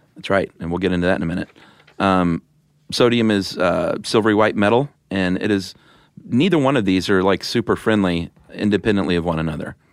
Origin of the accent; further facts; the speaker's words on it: the South, United States; now in Atlanta, United States; I'm from the South